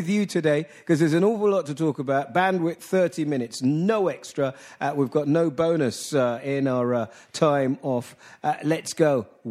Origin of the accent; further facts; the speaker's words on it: London, United Kingdom; where I come from in Hackney